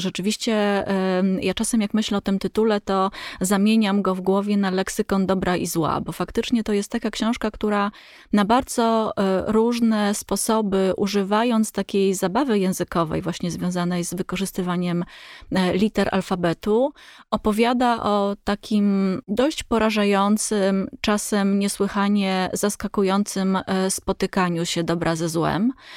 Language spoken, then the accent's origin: Polish; Poland; my, Polacy